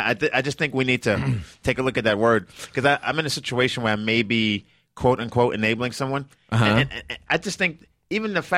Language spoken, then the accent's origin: English; New York, United States; I'm from Brooklyn.